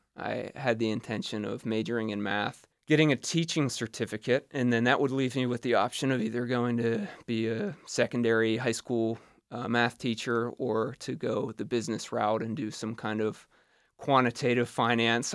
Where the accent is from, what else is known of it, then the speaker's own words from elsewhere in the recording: Butler, Pennsylvania, United States; moved away as an adult; now in New York City, United States; I'm from Butler, Pennsylvania